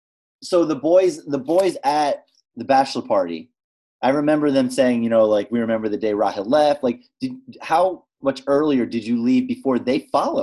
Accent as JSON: {"language": "English", "town": "Lincroft", "region": "New Jersey", "country": "United States", "tie": "born or raised there", "said": "I grew up in like Lincroft, New Jersey."}